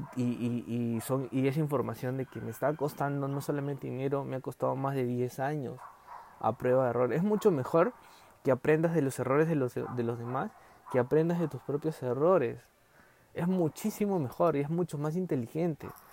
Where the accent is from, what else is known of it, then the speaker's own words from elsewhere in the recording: Peru; ahorita estamos en Perú porque somos peruanos